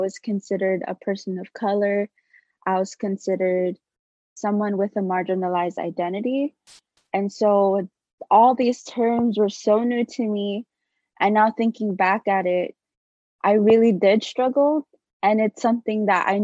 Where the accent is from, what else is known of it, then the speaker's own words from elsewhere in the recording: Waipahu, Hawaii, United States; moved away as an adult; growing up in Waipahu, like, everyone's Filipino.